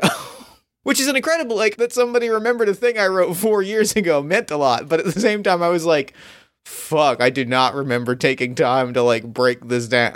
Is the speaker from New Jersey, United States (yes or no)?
yes; outside of Philly, New Jersey, United States; we grew up outside of Philly